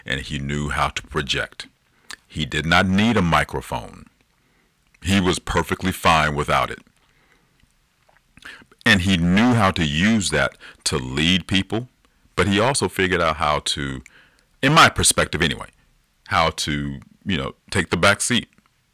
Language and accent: English; Decatur, Georgia, United States; a middle-class family living in DeKalb County down in Georgia. Or for a good portion of my life, we grew up in Decatur